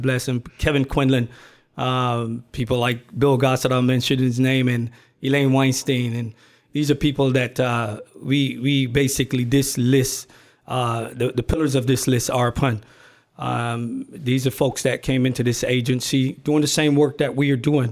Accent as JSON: {"language": "English", "country": "Barbados", "tie": "born or raised there", "also_born_or_lived": "Brooklyn, New York / California / Washington, D.C.", "moved": "yes", "lives_now": "United States", "said": "I was born and raised in Barbados. I migrated to this country"}